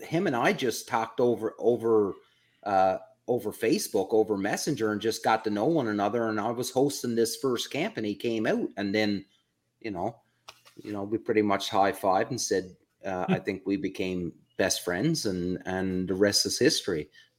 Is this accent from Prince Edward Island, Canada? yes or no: yes; Prince Edward Island, Canada; know where I'm from, the province I'm from, it's an island off the east coast of Canada. So, you know, my hometown is 300 people max.